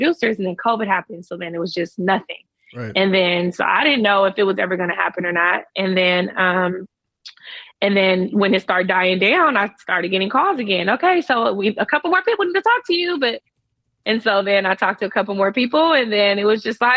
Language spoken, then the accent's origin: English; United States; also born or lived in Florida / Los Angeles; as the American on the show